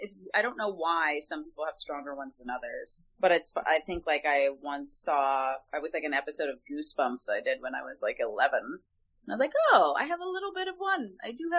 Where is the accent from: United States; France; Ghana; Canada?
Canada; Toronto, Ontario; accent: Canadian; because I'm from Toronto, Canada originally. So I definitely, when I was a kid, had like slight hints of a Canadian accent.